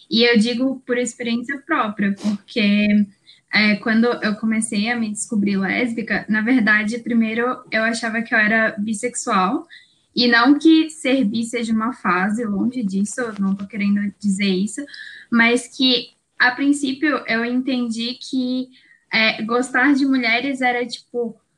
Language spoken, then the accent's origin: Portuguese; São Paulo, Brazil; eu tenho 23 anos, eu sou daqui de São Paulo. É, eu acho que vocês vão perceber que eu tenho um pouquinho de sotaque, mas é porque minha mãe é mineira.